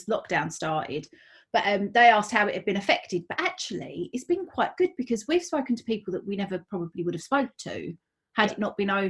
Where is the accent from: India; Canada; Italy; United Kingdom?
United Kingdom; Basildon, East of England; now in South Woodford, United Kingdom; I'm from Basildon.